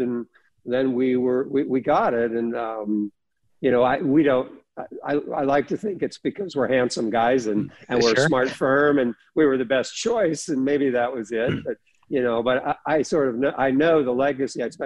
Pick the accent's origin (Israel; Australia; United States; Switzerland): United States; Northern California; I'm from Northern California